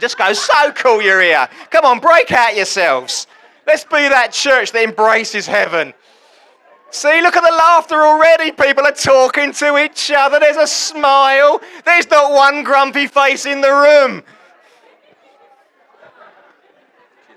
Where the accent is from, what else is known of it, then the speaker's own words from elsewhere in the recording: England, United Kingdom; I'm English, it's a community, I belong to something